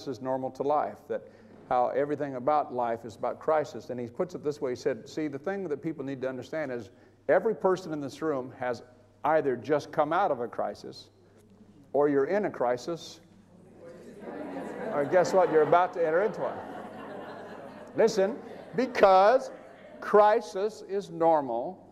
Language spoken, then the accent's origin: English; Bakersfield, California, United States; moved away; my hometown in California, in Bakersfield